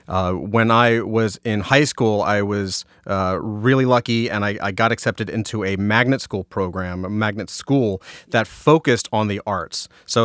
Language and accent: English; Jacksonville, Florida, United States; moved away as an adult; North Florida, Jacksonville. So yeah. The school is called Douglas Anderson School of the Arts. And once I graduated that and moved up to Atlanta, I went to art college.